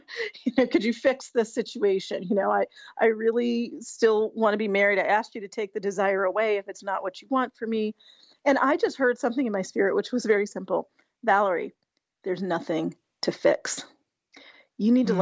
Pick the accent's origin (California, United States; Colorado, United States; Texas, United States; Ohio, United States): Colorado, United States; we grew up together in Colorado